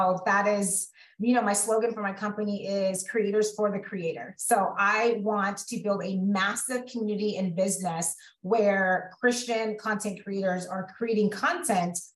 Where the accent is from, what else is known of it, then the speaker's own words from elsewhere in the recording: Central California, United States; also born or lived in Los Angeles County, California; born and raised in California. So grew up in Central California.